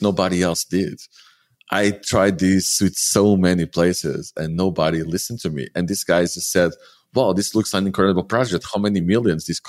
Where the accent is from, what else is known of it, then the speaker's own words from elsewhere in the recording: Lisbon, Portugal; moved away as an adult; also born or lived in Porto / Algarve; I grew up in Lisbon, so I'm a little bit spoiled